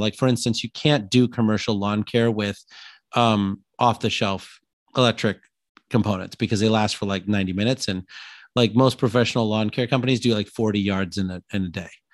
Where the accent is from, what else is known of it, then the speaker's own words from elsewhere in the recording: Illinois, United States; I'm from Illinois